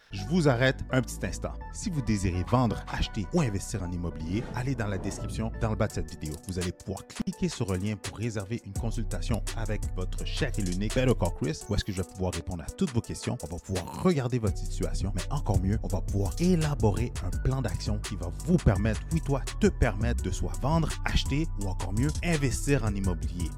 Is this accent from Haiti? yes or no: yes; Haiti; je suis haïtien